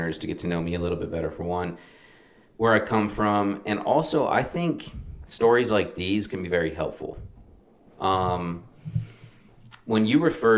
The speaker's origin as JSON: {"language": "English", "town": "Las Vegas", "region": "Nevada", "country": "United States", "tie": "born or raised there", "moved": "yes", "said": "somebody that grew up in Vegas for a large portion of his childhood"}